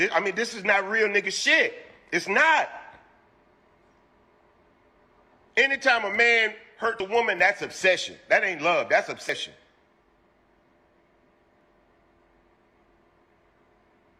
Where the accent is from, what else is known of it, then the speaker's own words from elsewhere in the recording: Houston, Texas, United States; I'm from Houston